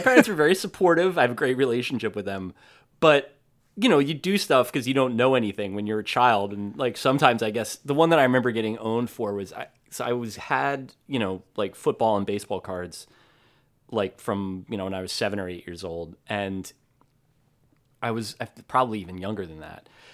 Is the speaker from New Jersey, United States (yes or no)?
yes; New Jersey, United States; I'm from New Jersey